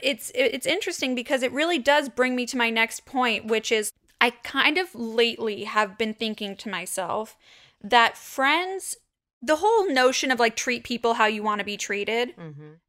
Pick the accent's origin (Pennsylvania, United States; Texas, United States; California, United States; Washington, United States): California, United States; Los Angeles; So my entire childhood, I grew up right across the street